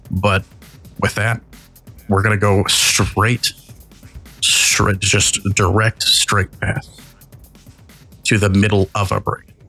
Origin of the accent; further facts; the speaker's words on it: Tennessee, United States; accent: Southern; Uh, this ain't shitty. This I grew up in Tennessee, motherfucker. I got a better accent than you.